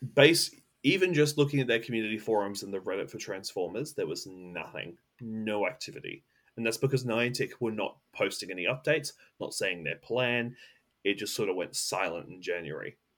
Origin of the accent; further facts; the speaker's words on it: Australia; I'm an Australian